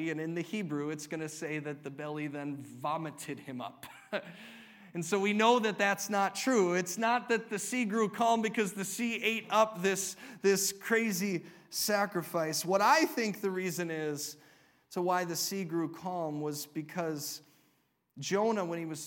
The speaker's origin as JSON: {"language": "English", "country": "United States", "said": "We're all Americans."}